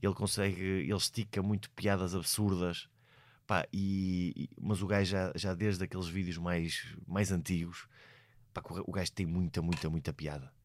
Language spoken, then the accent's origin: Portuguese; Portugal; eu sou português